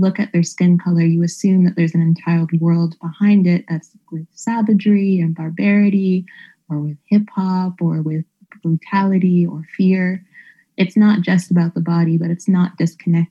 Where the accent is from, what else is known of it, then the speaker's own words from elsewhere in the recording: Canada; moved away; as a Canadian